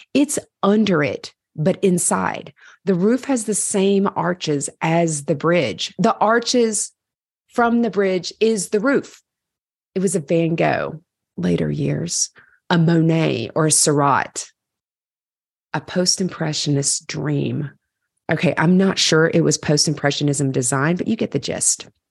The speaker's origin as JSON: {"language": "English", "region": "Virginia", "country": "United States", "moved": "as an adult", "lives_now": "New York City, United States", "said": "Here from Virginia"}